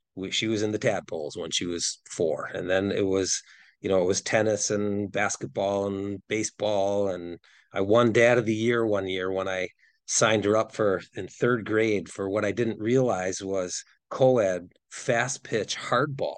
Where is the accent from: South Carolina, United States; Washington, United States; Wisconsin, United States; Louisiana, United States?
Wisconsin, United States; I'm from Wisconsin